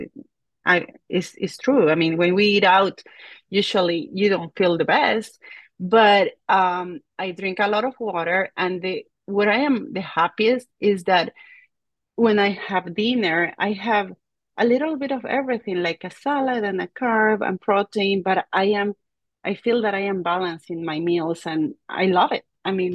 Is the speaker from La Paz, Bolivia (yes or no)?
yes; La Paz, Bolivia; moved away; I am from La Paz, Bolivia, and that's about 12,000 feet above the ocean.